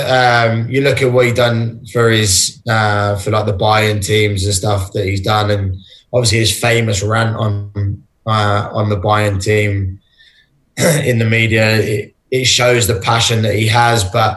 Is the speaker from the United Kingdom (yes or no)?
yes; England, United Kingdom; born there; whether that was me and my personality or whether that was because I was born in England.